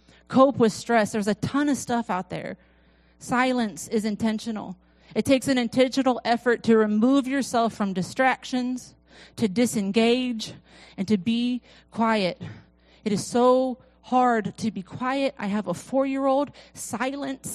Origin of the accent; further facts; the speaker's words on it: Florida, United States; I'm from Florida